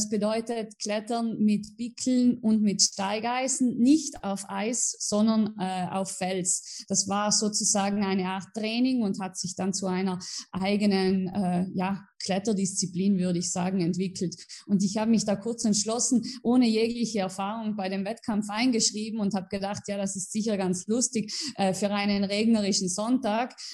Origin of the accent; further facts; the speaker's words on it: Merano, Trentino-Alto Adige, Italy; also ich bin in äh, Meran in Südtirol geboren und aufgewachsen. Äh, ja, äh, in Südtirol haben wir jede Menge Berge